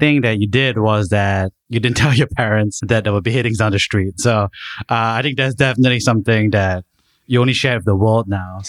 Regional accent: Singapore; one of the benefits of growing up in Singapore for so many folks is like there's such a huge sense of security. There's no fear, right?

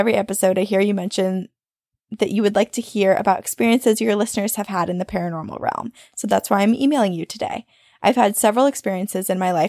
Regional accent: North Carolina, United States; So I grew up in Western North Carolina, right at the base of the Appalachian Mountains

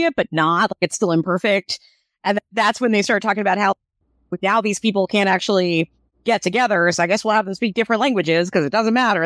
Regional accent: United States; I'm an American

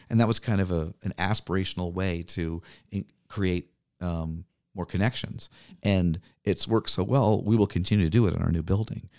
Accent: New Orleans, Louisiana, United States; now in Milwaukee, United States; I grew up in New Orleans

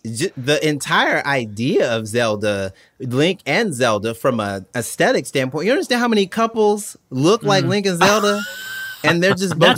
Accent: Atlanta, Georgia, United States; I was born and raised on Atlanta.

